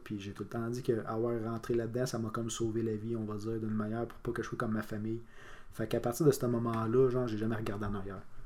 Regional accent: Quebec, Canada; on est des Québécois

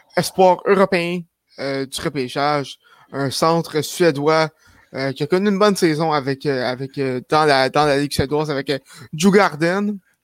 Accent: Shawinigan, Quebec, Canada; je viens de Shawinigan

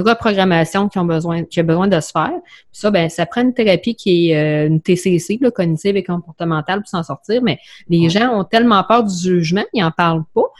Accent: Quebec City, Quebec, Canada; also born or lived in Bellechasse; je suis de Québec. À cet je reste euh, dans Bellechasse

